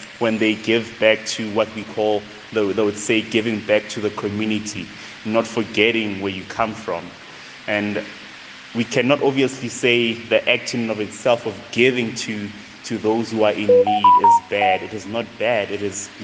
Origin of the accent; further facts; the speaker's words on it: Tembisa, Gauteng, South Africa; born and raised in a township called Tembisa, just right after Midrand. So that's where I'm from